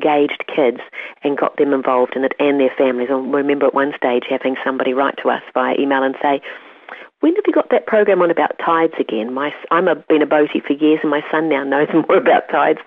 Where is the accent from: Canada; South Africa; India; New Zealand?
New Zealand; Kaikohe, Northland; As a child, growing up in Kaikoura in the far north, we had a creek running behind our house